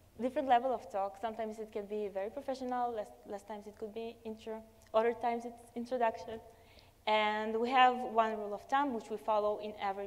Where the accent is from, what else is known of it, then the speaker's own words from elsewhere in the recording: Tel Aviv, Tel Aviv District, Israel; I come from Tel Aviv, Israel